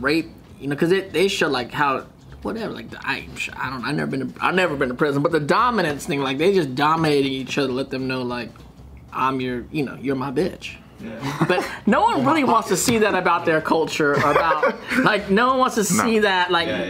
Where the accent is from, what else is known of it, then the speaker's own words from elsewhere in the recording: Paramount, California, United States; I grew up in Paramount, right? So I was like Mexican neighborhood.